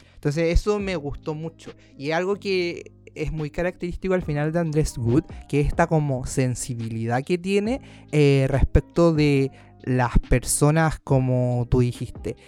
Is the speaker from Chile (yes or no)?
yes; Chile; en un sector tan recóndito de nuestro país